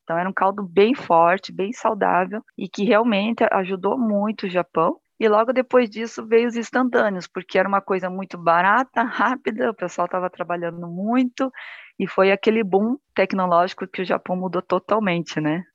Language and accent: Portuguese; Curitiba, Paraná, Brazil; also born or lived in Japan; eu sou de Curitiba, né, Paraná